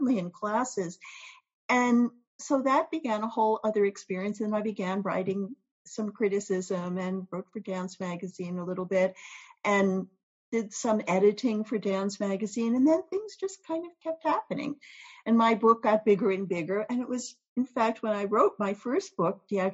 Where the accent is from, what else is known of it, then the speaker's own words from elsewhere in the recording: New York City, New York, United States; also born or lived in South America / Europe; I grew up in New York City